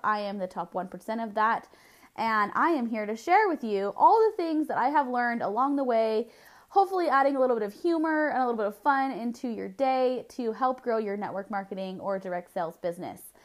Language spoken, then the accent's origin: English; Southern California, United States; I was born and raised in Southern California